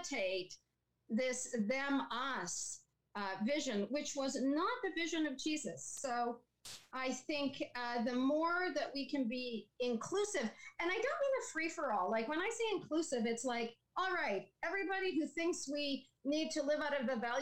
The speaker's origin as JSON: {"language": "English", "region": "Saskatchewan", "country": "Canada", "tie": "born or raised there", "moved": "yes", "lives_now": "Picton, Canada", "said": "I grew up in Saskatchewan"}